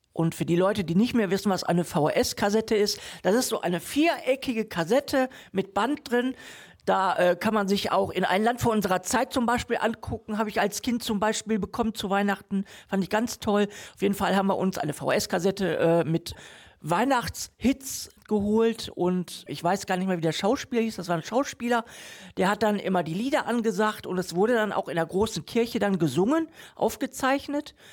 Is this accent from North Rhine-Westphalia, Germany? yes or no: yes; Moers, North Rhine-Westphalia, Germany; Eik Ost ist äh, ein Stadtteil von Mörs, ein sehr ruhiger Stadtteil, überschaulicher Stadtteil, aber ich bin